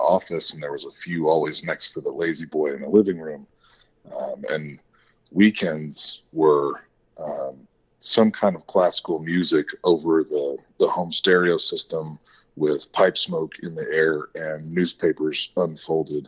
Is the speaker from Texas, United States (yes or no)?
yes; San Antonio, Texas, United States; also born or lived in Kerrville, Texas; I was born and raised in San Antonio